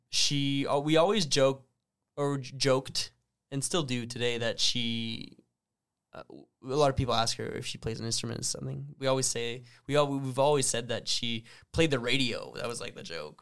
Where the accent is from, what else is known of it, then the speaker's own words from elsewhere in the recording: Sudbury, Ontario, Canada; growing up in the French community in Sudbury